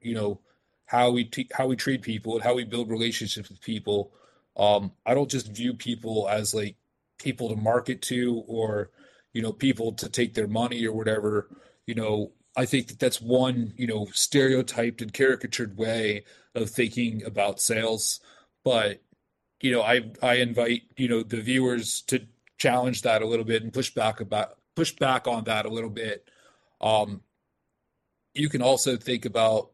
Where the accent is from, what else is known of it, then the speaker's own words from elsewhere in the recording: Frederick, Maryland, United States; My hometown, I'm originally from Frederick.